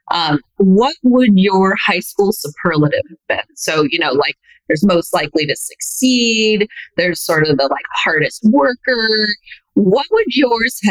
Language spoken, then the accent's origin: English; Reno, Nevada, United States; I'm only from Reno